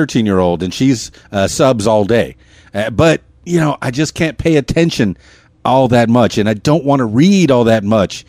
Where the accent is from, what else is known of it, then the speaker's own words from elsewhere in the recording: Miami, Florida, United States; In fact, when I grew up in Miami, I had people across the street.